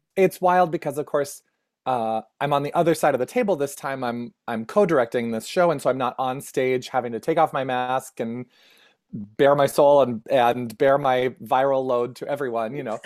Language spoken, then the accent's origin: English; Minnesota, United States; also born or lived in New Hope, Minnesota / Twin Cities; I grew up in Minnesota